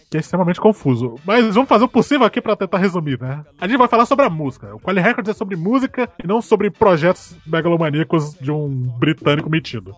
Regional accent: Brazil; eu sou brasileiro

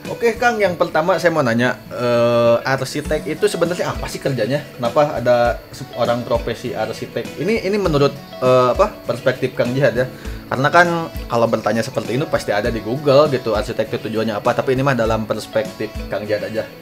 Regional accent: Lembang, West Java, Indonesia; dan saya sebagai orang Lembang ini kadang sok kesel

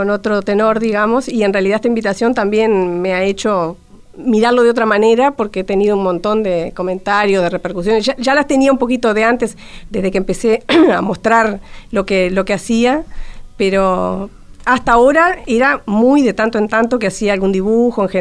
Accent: Montevideo, Uruguay; born there; Nacer, nacer, nací en Montevideo, porque...

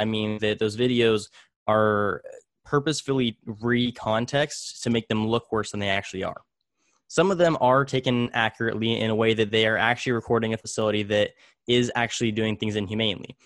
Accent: Tulare, California, United States; also born or lived in Visalia, California; I was actually born in, in Visalia, but I was raised in Tulare, California.

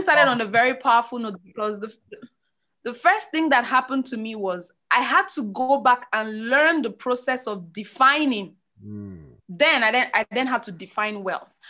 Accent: Nigeria; I grew up in Nigeria.

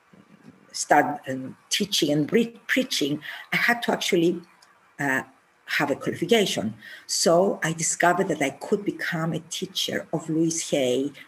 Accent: Cyprus; I am from Cyprus

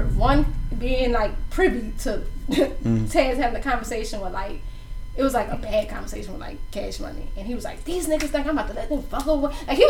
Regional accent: New Orleans, Louisiana, United States; that's when I was like, nigga, I'm from New Orleans.

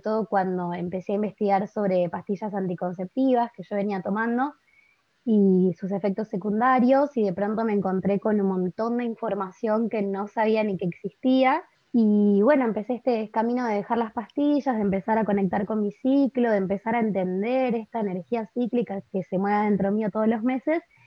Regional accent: Buenos Aires, Argentina; soy de Buenos Aires, Argentina

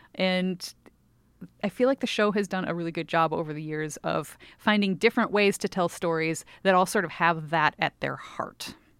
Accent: Milwaukee, Wisconsin, United States; the Milwaukee area, which is where I grew up in Wisconsin

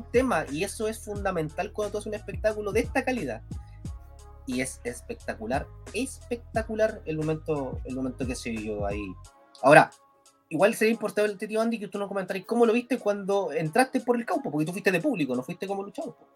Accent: Chile; Ya, somos chilenos, como decía Torito

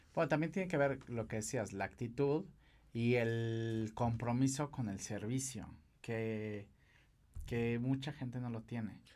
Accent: Mexico; los mejores maquilladores eh, somos los mexicanos

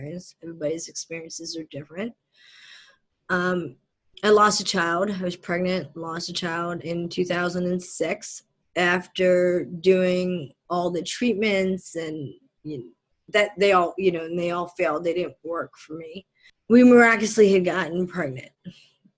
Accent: Philadelphia, Pennsylvania, United States; born or raised there; also born or lived in southern India / New Jersey

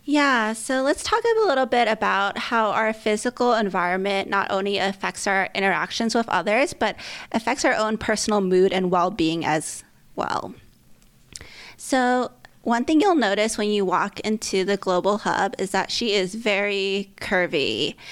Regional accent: California, United States; moved away; I grew up in California and lived in various cities across the states

